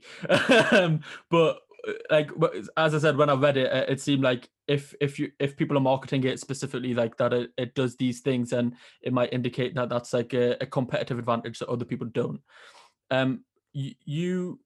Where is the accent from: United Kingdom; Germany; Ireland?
United Kingdom; Northern England; accent: Northern; There's my accent getting ridiculed by Southerners again